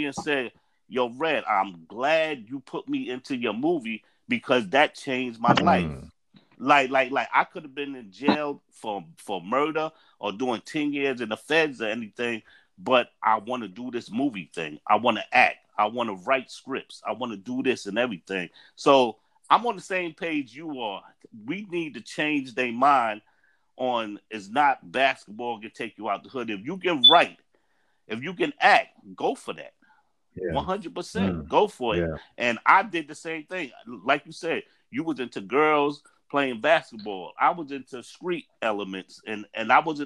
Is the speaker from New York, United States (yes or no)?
yes; New York City, New York, United States; I was raised in Staten Island and Park Hill